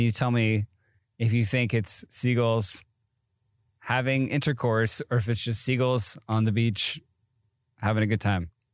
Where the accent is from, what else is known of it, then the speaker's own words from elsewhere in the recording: East Coast, United States; moved away; growing up in the East Coast